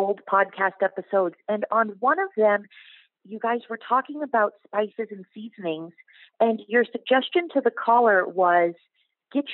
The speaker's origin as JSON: {"language": "English", "region": "New Hampshire", "country": "United States", "moved": "yes", "lives_now": "Guatemala", "said": "I'm actually calling from Guatemala, though I'm from New Hampshire."}